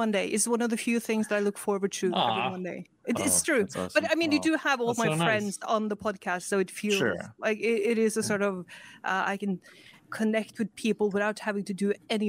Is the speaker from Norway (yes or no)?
yes; Norway; I am Norwegian, and not American